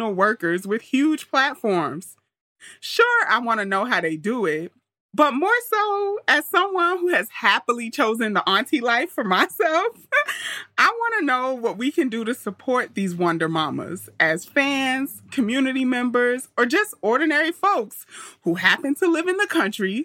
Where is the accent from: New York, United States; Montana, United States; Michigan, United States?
New York, United States; New York City; moved away as an adult; also born or lived in Auburn, Alabama; Auburn was like culture shock for me because I grew up in Queens